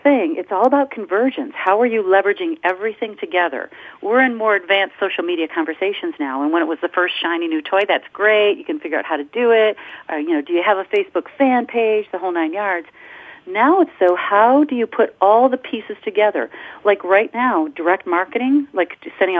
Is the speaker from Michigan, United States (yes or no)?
yes; Michigan, United States; I'm from the Michigan area